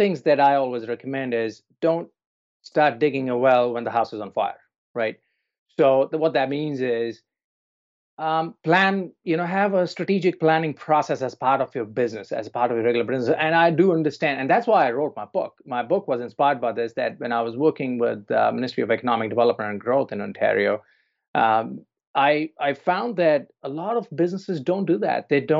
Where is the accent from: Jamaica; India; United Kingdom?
India; also born or lived in New Zealand / Toronto; now in Vancouver, Canada; I'm originally from India, grew up there, and then I'm lived in New Zealand for many years. And then I've lived in Toronto, and I'm in Vancouver now.